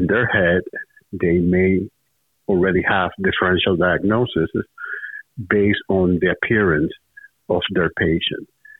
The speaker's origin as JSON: {"language": "English", "town": "Santo Domingo", "region": "Distrito Nacional", "country": "Dominican Republic", "tie": "born or raised there", "moved": "as an adult", "lives_now": "United States", "said": "I was born and raised in Santo Domingo, capital city of the Dominican Republic."}